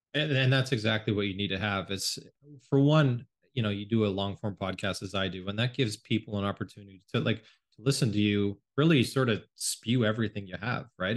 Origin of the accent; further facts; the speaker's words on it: Canada; also born or lived in United States; I grew up mostly in Canada. It's where I live now.